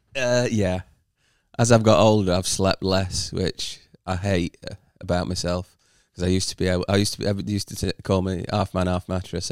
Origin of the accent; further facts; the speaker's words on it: United Kingdom; as a British player